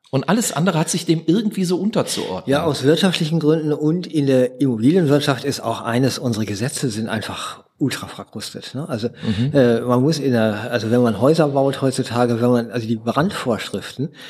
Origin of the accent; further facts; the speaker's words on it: Berlin, Germany; Also als Berliner werde ich ja dann auch immer, oh, du wohnst in Berlin.